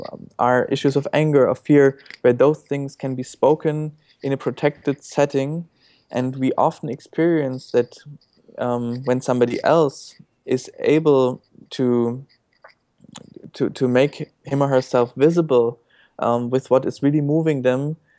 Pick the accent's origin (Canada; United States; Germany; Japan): Germany; English is a second language; Well, I grew up in Germany.